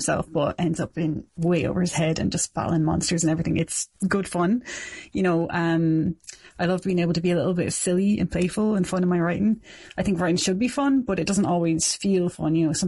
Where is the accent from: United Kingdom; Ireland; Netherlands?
Ireland; Dublin, Leinster; moved away as an adult; also born or lived in South Kilkenny; now in Kilkenny, Ireland; I'm from Dublin originally, but I've been living in South Kilkenny for 7 years now.